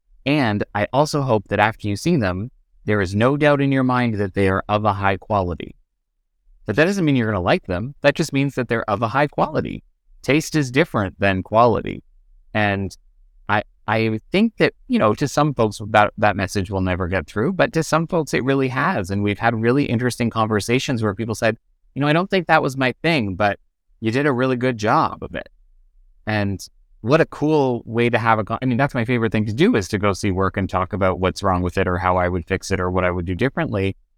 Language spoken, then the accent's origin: English; Kingston, Ontario, Canada; No, and you know, I grew up in Kingston, and there there isn't a main professional theater in Kingston that exists.